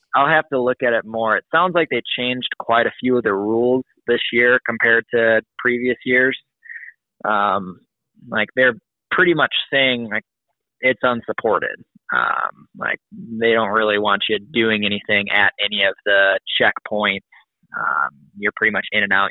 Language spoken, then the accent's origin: English; Wisconsin, Midwest, United States; I'm from Illinois, Wisconsin, and that area